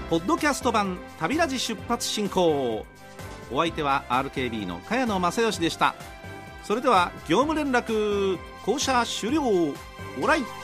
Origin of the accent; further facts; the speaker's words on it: Kyushu, Japan; moved away as an adult; also born or lived in Tokyo; 東京の大学に出るんですけどもまあ、東京ですから東京と九州を往復するブルートレイン